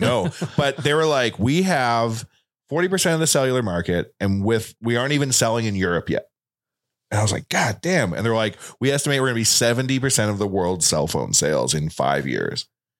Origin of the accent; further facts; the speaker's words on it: Waterloo, Ontario, Canada; I'm from Waterloo, where vampires live.